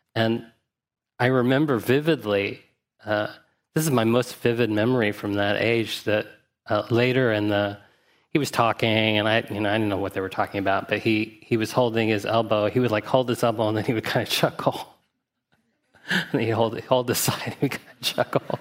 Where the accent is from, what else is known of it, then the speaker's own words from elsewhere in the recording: Huntsville, Alabama, United States; I grew up in Huntsville, Alabama.